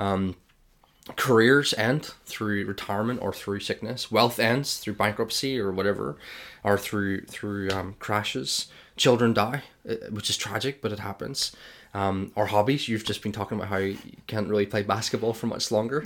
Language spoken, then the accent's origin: English; Ireland; I'm Irish